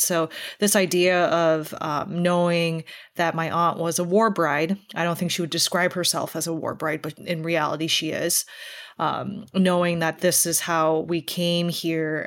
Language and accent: English; Minnesota, United States; I'm a daughter of South Korean immigrants. I was born and raised in Minnesota